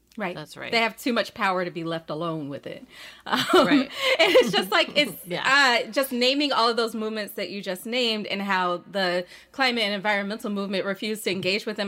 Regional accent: Birmingham, Alabama, United States; also born or lived in Port Gibson, Mississippi / Harlem, New York; now in New York, United States; I am originally from Birmingham, Alabama, by way of Port Gibson, Mississippi, and I live

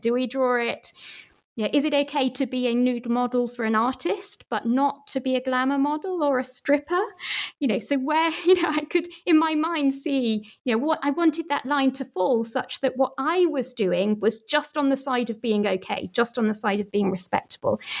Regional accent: Manchester, North West England, United Kingdom; my hometown, Manchester

